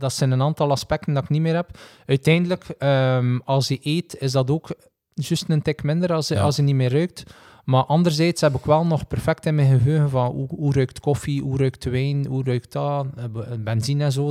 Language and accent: Dutch; Belgium